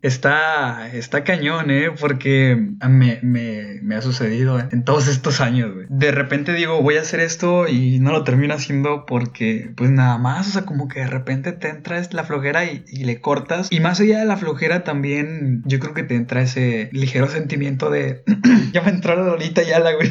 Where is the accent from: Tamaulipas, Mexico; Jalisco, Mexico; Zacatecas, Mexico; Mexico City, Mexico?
Tamaulipas, Mexico; Ciudad Victoria